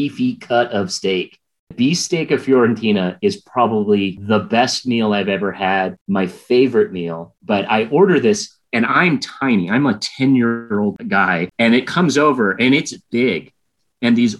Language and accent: English; St. Louis, Missouri, United States; moved away; I grew up in St. Louis, Missouri